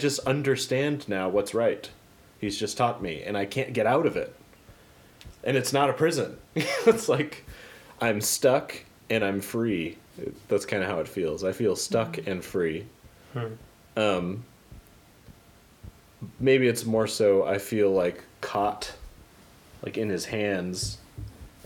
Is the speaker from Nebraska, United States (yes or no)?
yes; Papillion, Nebraska, United States; It's my hometown